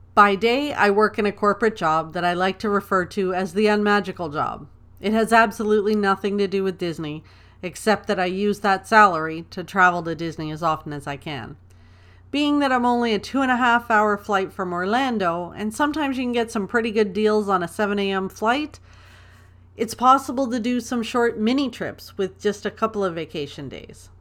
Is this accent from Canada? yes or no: yes; Toronto, Ontario, Canada; I was born and raised in Toronto, Ontario. I'm a proud Canadian girl.